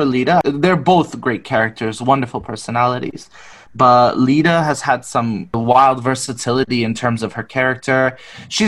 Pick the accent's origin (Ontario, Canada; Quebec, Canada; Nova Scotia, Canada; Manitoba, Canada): Ontario, Canada; Richmond Hill; where I grew up in Toronto in a suburb called Richmond Hill